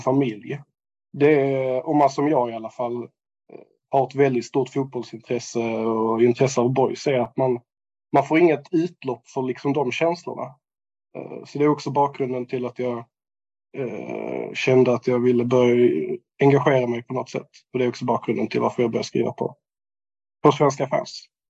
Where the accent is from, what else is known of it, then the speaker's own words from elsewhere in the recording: Landskrona area, Skåne, Sweden; moved away as an adult; jag är ju uppvuxen i, eh, i Helga. Eh, gick gymnasiet i Landskrona